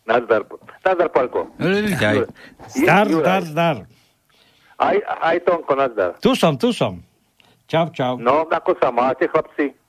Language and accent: Slovak; Turiec, Žilina Region, Slovakia; ja nie som Petržalčan ani Bratislavčan, ja som Turčan Poničan.